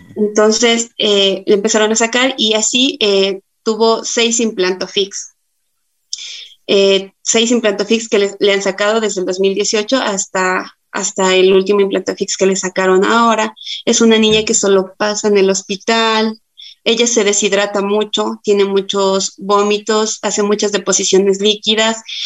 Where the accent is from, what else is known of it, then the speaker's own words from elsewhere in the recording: Tulcán, Carchi, Ecuador; yo soy de la ciudad de Tulcán